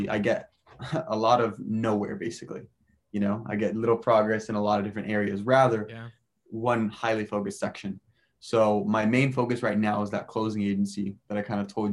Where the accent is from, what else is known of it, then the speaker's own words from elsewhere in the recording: Southern California, United States; moved away as an adult; also born or lived in Boston / Rome / Peru / San Francisco; I'm originally from Southern California, as all of us are. I went to Mater Dei.